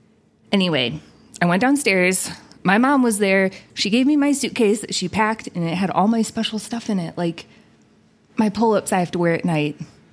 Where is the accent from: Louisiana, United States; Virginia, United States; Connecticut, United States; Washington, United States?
Washington, United States; Walla Walla; We're from Walla Walla.